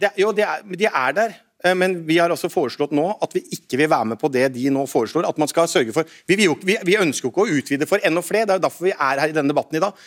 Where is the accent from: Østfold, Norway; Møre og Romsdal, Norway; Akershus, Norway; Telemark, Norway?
Telemark, Norway; hjemme i Telemark, som jeg kommer fra, Bamble, Porsgrunn, Skien